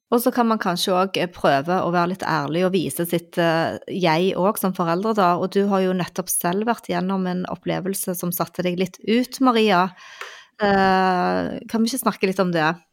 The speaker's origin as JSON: {"language": "Norwegian", "town": "Stavanger", "region": "Rogaland", "country": "Norway", "said": "jeg er jo fra Stavanger"}